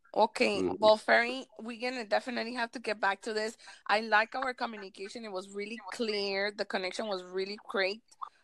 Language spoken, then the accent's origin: English; Miami, Florida, United States; I want to do it in Spanish and English, or Spanglish, because I'm from Miami. My Miami people understand this.